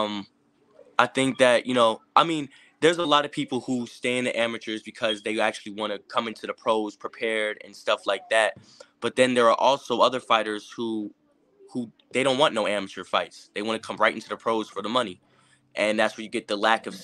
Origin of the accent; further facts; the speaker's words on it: Las Vegas, Nevada, United States; also born or lived in Philadelphia, Pennsylvania; I'm from Vegas